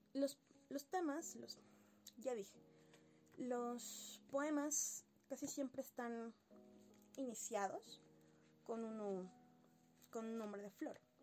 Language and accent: Spanish; Sucre, Chuquisaca, Bolivia; yo soy boliviana y soy de la ciudad de Sucre